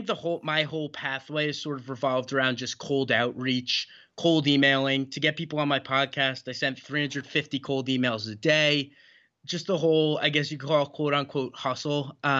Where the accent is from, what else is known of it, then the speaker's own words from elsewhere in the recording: New York, United States; born there; now in New Jersey, United States; or I was born in New York, but now I'm a Jersey kid, so I'm like you.